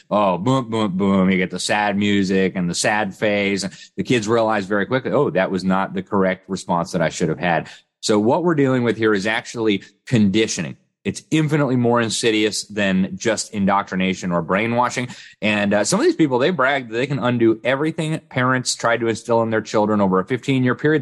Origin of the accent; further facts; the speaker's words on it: Mexico City, Mexico; moved away; I grew up in Mexico City